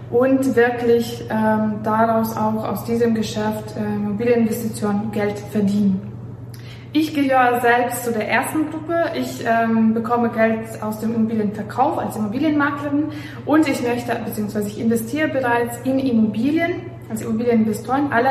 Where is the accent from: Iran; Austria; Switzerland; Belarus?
Belarus; German is a second language; moved away as an adult; also born or lived in Warsaw, Poland; now in Germany; was ich äh, noch sagen möchte, dass ich aus Weißrussland herkomme. Also ich bin in Weißrussland aufgewachsen, dann habe ich äh, Bachelor und Master in Warschau gemacht